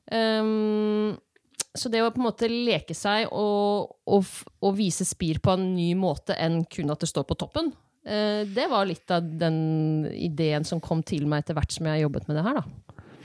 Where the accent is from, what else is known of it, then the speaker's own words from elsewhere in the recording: Eastern Norway, Norway; Jeg er jo fra Østlandet